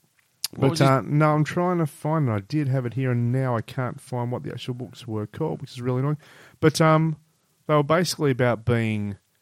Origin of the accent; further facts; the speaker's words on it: Barnes, London, United Kingdom; I was born in Barnes too. Mill Barnes.